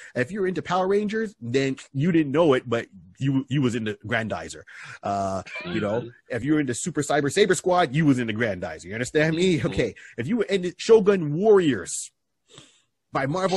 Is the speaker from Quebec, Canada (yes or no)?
yes; Quebec, Canada; growing up in Quebec, we didn't have the English version